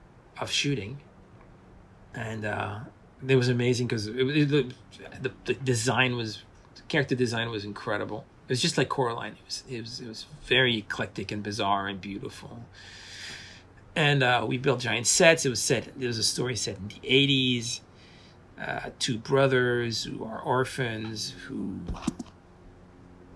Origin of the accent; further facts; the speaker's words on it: Paris, Île-de-France, France; moved away; also born or lived in Portland; I was brought up in Paris